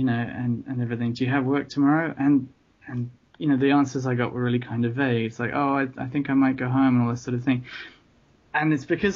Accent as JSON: {"language": "English", "region": "London", "country": "United Kingdom", "tie": "born or raised there", "also_born_or_lived": "Tokyo", "moved": "yes", "said": "having been born and brought up in London"}